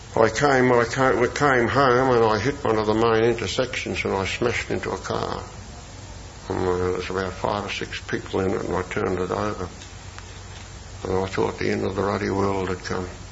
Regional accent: Melbourne, Victoria, Australia; I came from North Melbourne

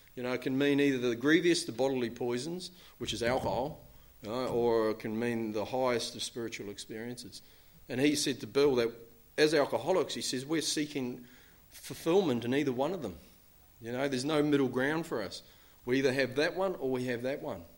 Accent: New Zealand; I'm from New Zealand

